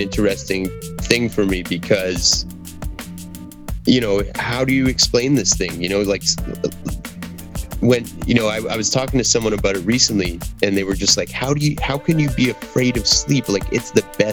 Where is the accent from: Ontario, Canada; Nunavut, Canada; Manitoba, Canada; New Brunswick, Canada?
Manitoba, Canada; Churchill; also born or lived in British Columbia; now in Winnipeg, Canada; I was born in British Columbia, on a small island, and then we moved to Churchill